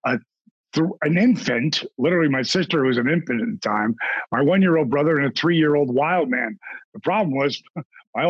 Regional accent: Point Pleasant, New Jersey, United States; I grew up in Point Pleasant, New Jersey

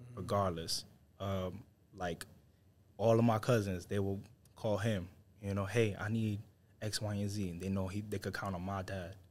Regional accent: New York City, New York, United States; moved away; I'm originally from New York City, from Harlem. So we grow up with this edge.

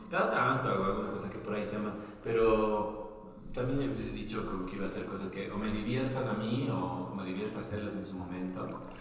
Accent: Bolivia; now in Argentina; soy boliviano

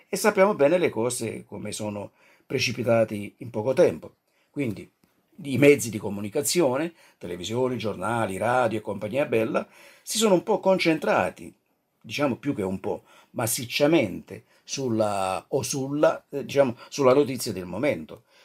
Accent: Naples, Campania, Italy; now in Colle di Val d'Elsa, Italy; Non sono un toscano prosangue, eh, sono originario di Napoli, e come dicevo abito qui ormai da, da, più di 30 anni, 34 anni

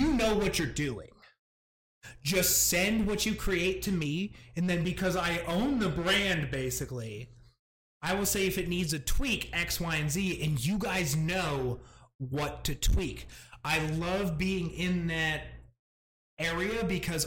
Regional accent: Adirondack Mountains, New York, United States; moved away; I grew up in the Adirondack Mountains

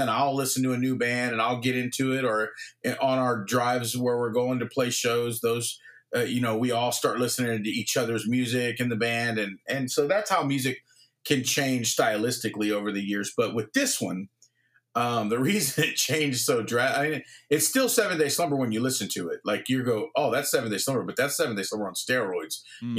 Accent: Victoria, British Columbia, Canada; who's from my hometown of Victoria

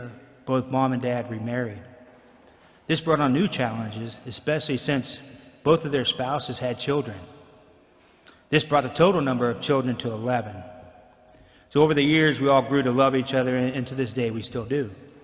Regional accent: Alliance, Ohio, United States; So I was born in Alliance, Ohio, and lived in a small farm community.

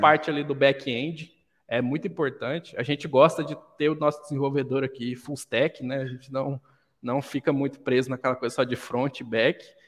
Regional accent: Goiânia, Goiás, Brazil; now in Caldas Novas, Brazil; Vivi a vida toda em Goiânia

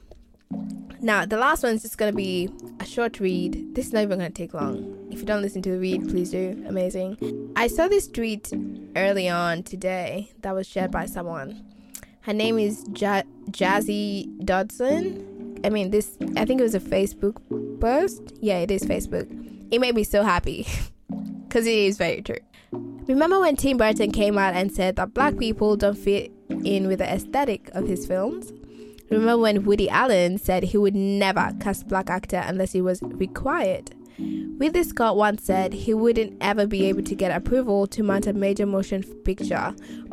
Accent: Kenya; now in Australia; as a Kenyan

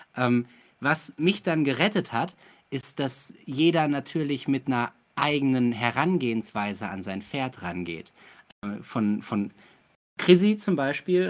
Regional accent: Ruhr area, North Rhine-Westphalia, Germany; moved away; ich komme aus dem Ruhrgebiet

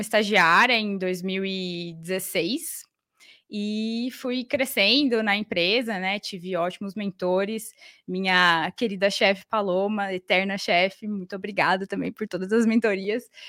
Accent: Campo Grande, Mato Grosso do Sul, Brazil; moved away as an adult; now in São Paulo, Brazil; eu sou de Campo Grande, Mato Grosso do Sul, e resolvi me mudar para São Paulo para fazer faculdade.

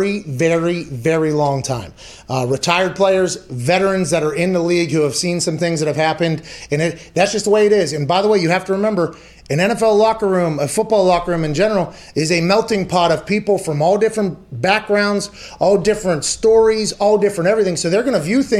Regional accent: Pittsburgh, Pennsylvania, United States; I come from Pittsburgh

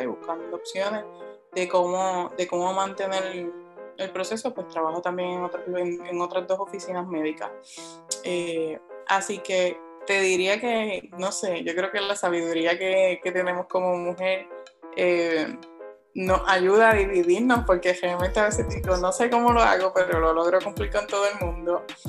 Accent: Juana Díaz, Puerto Rico; now in Ponce, Puerto Rico; yo también soy adoptada de Ponce, soy natural de Juanavilla

